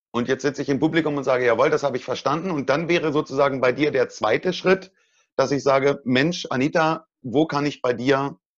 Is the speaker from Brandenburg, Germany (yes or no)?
yes; Brandenburg, Germany; Ich komme aus Brandenburg, Deutschland. Wir sagen Kasper, so ganz komisch.